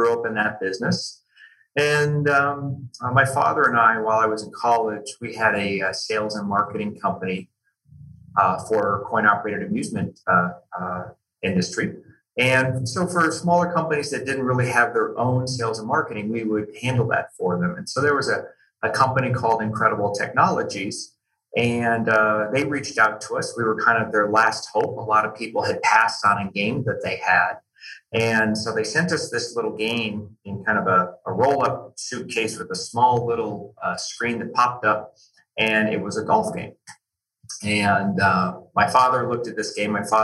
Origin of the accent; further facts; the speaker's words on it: United States; also born or lived in California / Seattle, Washington; I grew up a bit in California and then a bit up in the Seattle, Washington area.